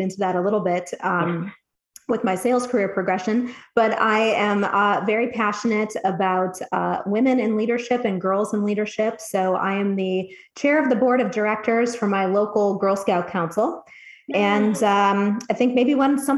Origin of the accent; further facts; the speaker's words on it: Cleveland, Ohio, United States; also born or lived in Dayton, Ohio; now in Columbus, United States; I grew up in the Cleveland, Ohio area